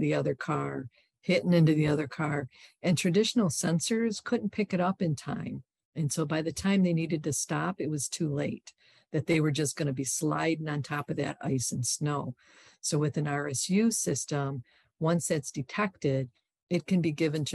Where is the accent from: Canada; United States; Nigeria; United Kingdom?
United States; Michigan; I'm from Michigan.